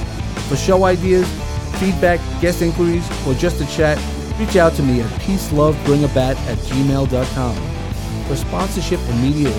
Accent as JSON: {"language": "English", "town": "New York City", "region": "New York", "country": "United States", "said": "we come from Brooklyn, so you don't always see. There's light pollution."}